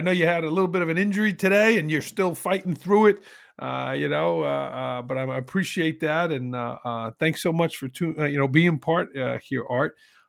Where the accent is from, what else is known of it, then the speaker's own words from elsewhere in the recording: New York, United States; Here I was from New York in Oregon